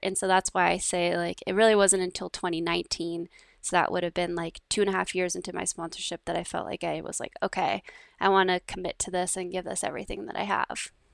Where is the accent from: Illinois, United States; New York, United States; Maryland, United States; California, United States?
California, United States; Downey; I grew up in, uh, Downey, California, which is just, uh, south of L